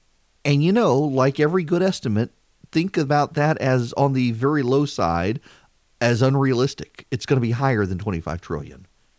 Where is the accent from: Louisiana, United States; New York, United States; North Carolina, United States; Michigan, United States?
Louisiana, United States; I shouldn't say we since I'm from Louisiana, but you get the point.